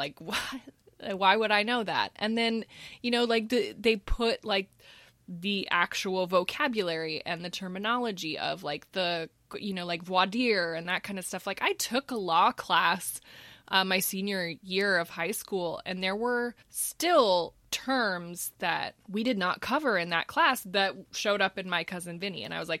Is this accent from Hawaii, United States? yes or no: no; Texas, United States; I'm from Texas, so we don't eat grits.